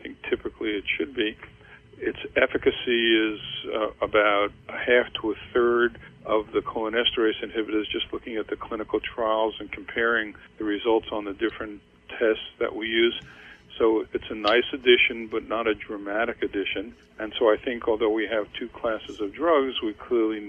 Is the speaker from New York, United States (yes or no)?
yes; New York, United States; I grew up in New York